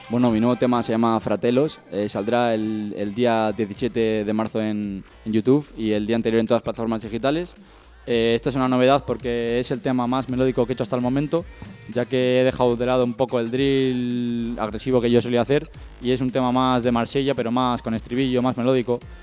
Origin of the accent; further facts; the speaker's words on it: Galdakao, Basque Country, Spain; mi pueblo en el que más quiero y al que he vivido toda mi vida, que es Galdacao